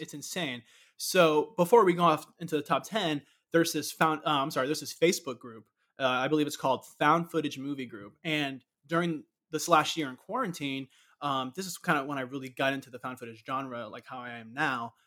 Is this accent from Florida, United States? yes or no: yes; Orlando, Florida, United States; growing up in Orlando